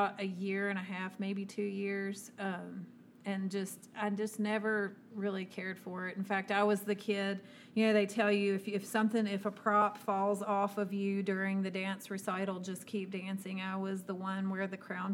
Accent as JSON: {"language": "English", "town": "Wytheville", "region": "Virginia", "country": "United States", "tie": "born or raised there", "said": "when I was probably like 7 years old, I was taking dance from Farron Smith, actually, here in Wytheville"}